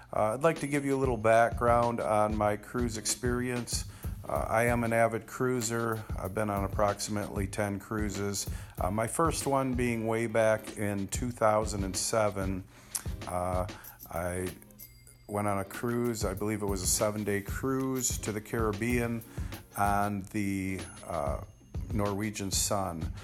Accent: Michigan, United States; we're from Michigan

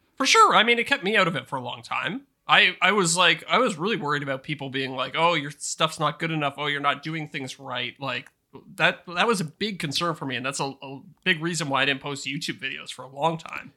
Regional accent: Canada; accent: Canadian; my Canadian accent

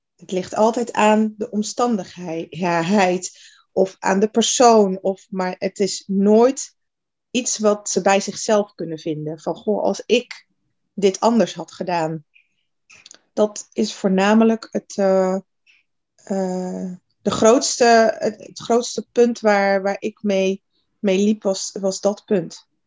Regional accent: Netherlands; Geboren en getogen in Nederland, 41 jaar

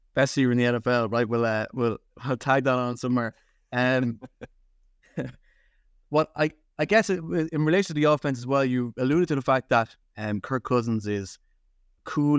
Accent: Ireland; as American football fans in Ireland

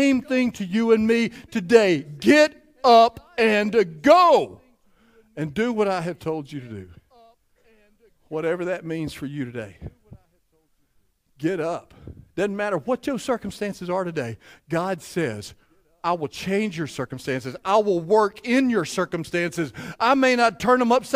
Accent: Cleveland, Mississippi, United States; I grew up in Emmanuel Baptist Church in Cleveland, Mississippi.

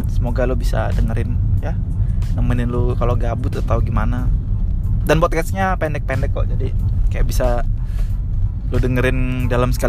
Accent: Pekanbaru, Riau, Indonesia; gue curiganya yang gue dengerin pas TK tuh itu karena di Pekanbaru tuh uh, eh, oplet atau angkotnya tuh kan pakai sp

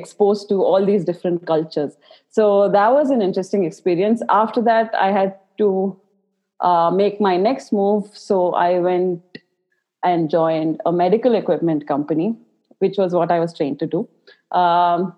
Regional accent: Bangalore, Karnataka, India; I was born and brought up in Bangalore

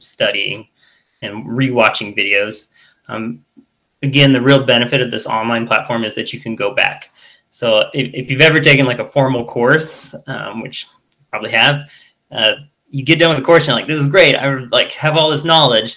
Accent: United States; I'm American

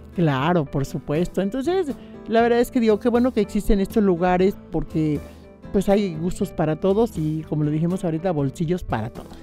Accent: Misantla, Veracruz, Mexico; now in Xalapa, Mexico; yo soy de Misantla, soy originaria de Misantla, eh, originaria de Misantla, jalapeña por adopción, porque ya llevo más de treinta y seis años viviendo en Jalapa

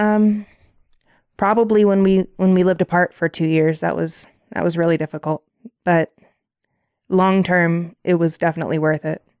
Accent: South Bend, Indiana, United States; moved away as an adult; also born or lived in Washington; now in Colorado, United States; I'm from South Bend, Indiana. I grew up oldest of seven kids.

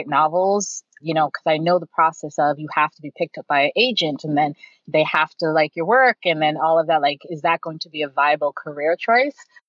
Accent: Toronto, Ontario, Canada; also born or lived in Detroit, Michigan, United States; I moved here at a very young age. So I was raised here pretty much most of my life

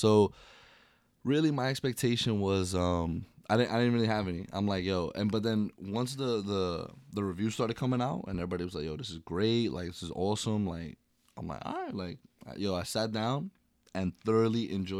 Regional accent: New York, United States; us growing up in New York

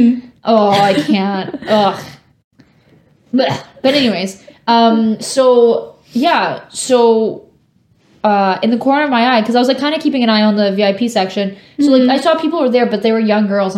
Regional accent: Canada; we're from Canada

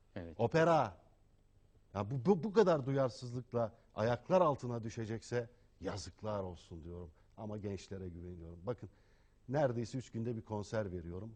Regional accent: Turkey; Türk'üm, Müslümanım

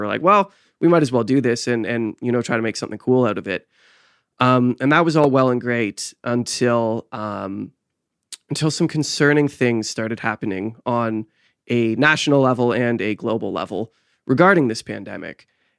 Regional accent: Canada; we all shared this common theme of being Canadian.

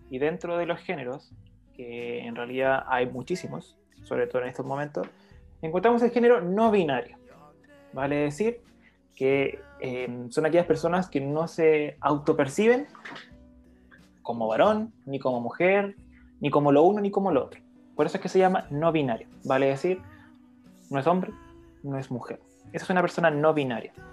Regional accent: Chile; En español, por favor, en español, yo soy chileno.

